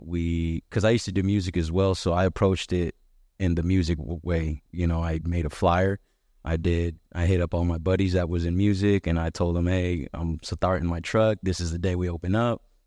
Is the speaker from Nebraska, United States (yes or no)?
yes; Omaha, Nebraska, United States; I'm from South Omaha.